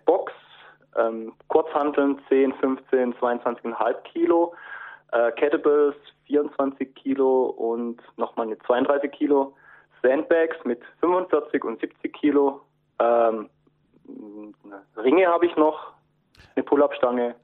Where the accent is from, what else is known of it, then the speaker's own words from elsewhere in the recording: Eisenbach, Baden-Württemberg, Germany; ich komme aus dem Hochschwarzwald. Das Dorf, wo ich herkomme, nennt sich Eifenbach